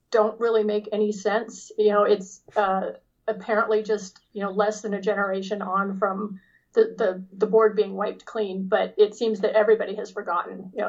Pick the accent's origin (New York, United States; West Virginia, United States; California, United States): California, United States; Sacramento; born there; also born or lived in Los Angeles; I, I actually have a lot of history in California. I was born in Sacramento.